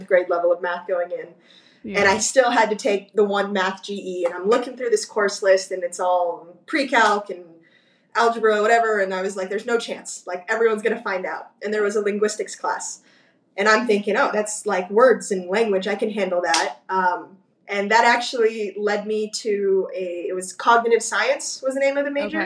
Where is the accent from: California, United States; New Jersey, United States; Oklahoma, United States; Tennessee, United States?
California, United States; Burbank; I grew up in Burbank.